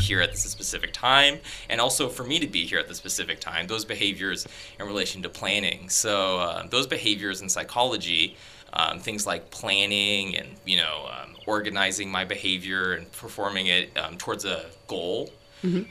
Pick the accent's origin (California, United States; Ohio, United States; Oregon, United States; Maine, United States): Oregon, United States; Tigard; moved away as an adult; now in Canada; my high school psychology teacher um, was a fantastic teacher. He actually won a national award mm. for uh, teaching um, at my high school. Um, in Tigard, Oregon